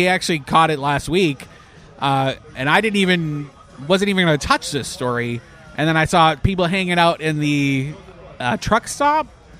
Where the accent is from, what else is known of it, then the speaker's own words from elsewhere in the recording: Canada; moved away; I'm Canadian